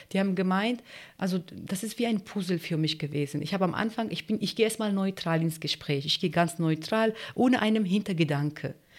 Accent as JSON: {"language": "German", "country": "Turkey", "tie": "born or raised there", "also_born_or_lived": "Greece", "second_language": "German", "moved": "yes", "lives_now": "Germany", "said": "Also ich bin Kurdin und äh, ich bin in der, in der, Türkei geboren"}